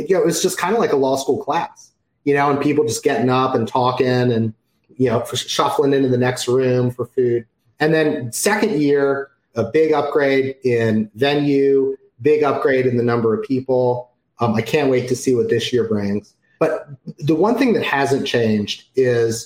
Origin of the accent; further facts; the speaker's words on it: Maryland, United States; now in Atlanta, United States; I am currently in Atlanta, Georgia. I grew up in Maryland